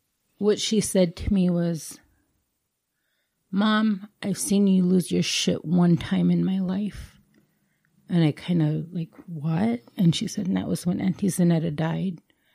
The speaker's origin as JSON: {"language": "English", "country": "India", "said": "as Indian women, we're always taught you have to be strong."}